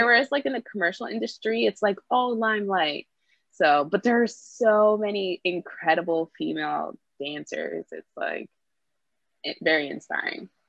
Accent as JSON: {"language": "English", "town": "Brampton", "region": "Ontario", "country": "Canada", "tie": "born or raised there", "moved": "as an adult", "lives_now": "Toronto, Canada", "said": "I grew up in Brampton and I now live in Toronto."}